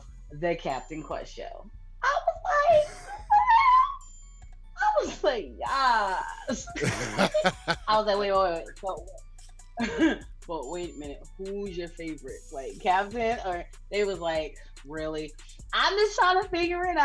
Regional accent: Connecticut, United States; accent: East Coast; I'm from Connecticut, from the tri-state.

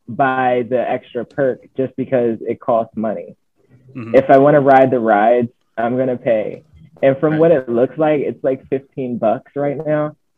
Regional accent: Philadelphia, Pennsylvania, United States; So I'm from Philadelphia, right?

